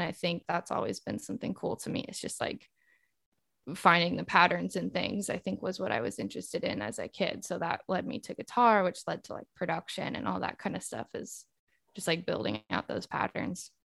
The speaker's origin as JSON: {"language": "English", "town": "El Dorado Hills", "region": "California", "country": "United States", "tie": "born or raised there", "also_born_or_lived": "Peoria, Illinois", "moved": "yes", "lives_now": "New York City, United States", "said": "I'm from outside of Sacramento in California"}